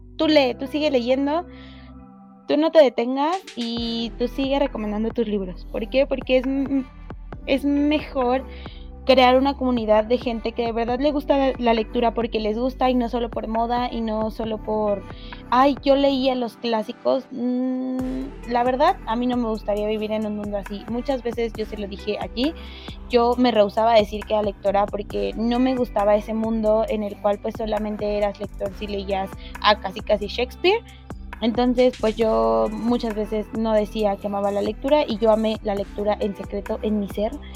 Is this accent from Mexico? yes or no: yes; Mexico; nosotros somos mexicanos